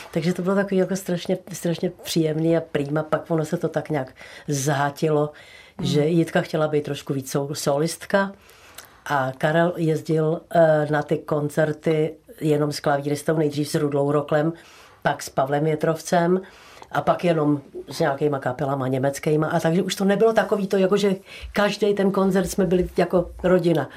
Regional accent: Prague, Czechia; moved away as an adult; now in Nový Jáchymov, Czechia; já jsem sice Pražačka, která je, já jsem se narodila v, na, na Národní sedm, lépe řečeno v poradnici u Apolináře

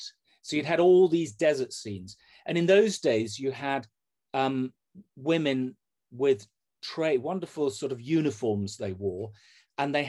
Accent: Leeds, Yorkshire and the Humber, United Kingdom; I'm from Leeds

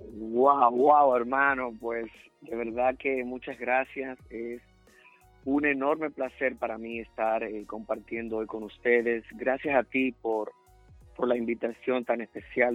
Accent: Dominican Republic; moved away as an adult; now in United States; el país que me dio nacer, claro, con mucho orgullo, fue República Dominicana.

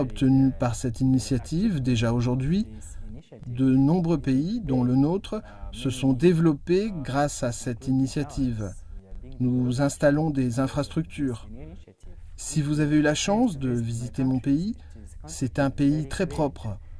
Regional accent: Rwanda; moved away as an adult; now in Nanjing, China; Je viens du Rwanda

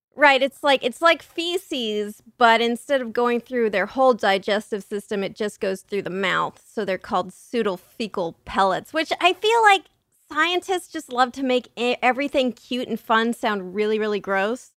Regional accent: San Diego, California, United States; I grew up in San Diego

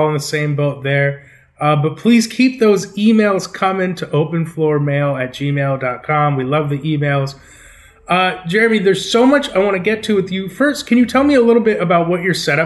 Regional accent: Los Angeles, California, United States; my hometown Los Angeles

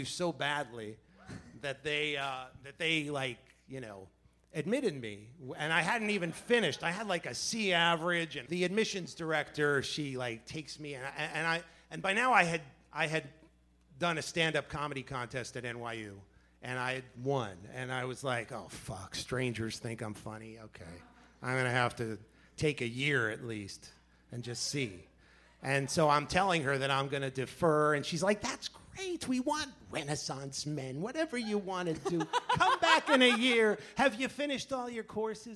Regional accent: New York City, New York, United States; now in New Jersey, United States; I was born in Manhattan, but I live in Jersey

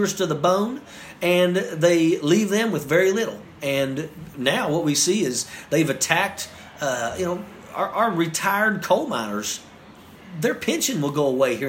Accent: West Virginia, United States

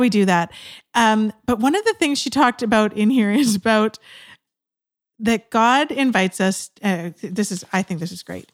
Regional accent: West Coast of Canada, Canada; also born or lived in Georgia, United States; I was from the West Coast of Canada

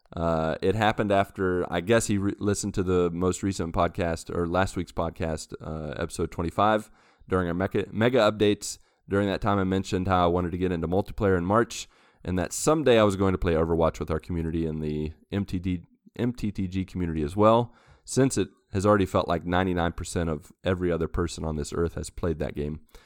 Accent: United States; moved away as an adult; now in Brazil; I am an American

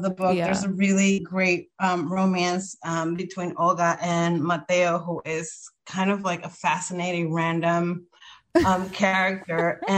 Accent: Dominican Republic; moved away as an adult; now in New York, United States; I was born and raised in the Dominican Republic and came here as an adult. But I've lived in New York from all my adult life

